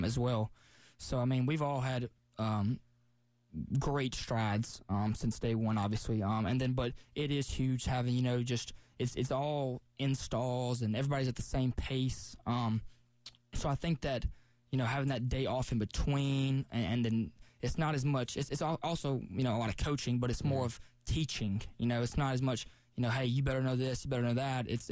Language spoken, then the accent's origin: English; Tuscaloosa, Alabama, United States; now in Columbia, United States; I grew up in Tuscaloosa